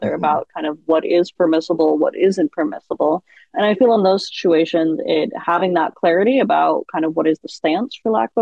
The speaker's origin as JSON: {"language": "English", "town": "Seattle", "region": "Washington", "country": "United States", "tie": "born or raised there", "said": "I grew up in Seattle"}